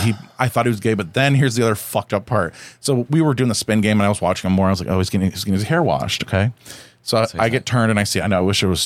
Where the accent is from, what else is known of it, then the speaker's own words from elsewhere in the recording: the South, United States; I'm from the South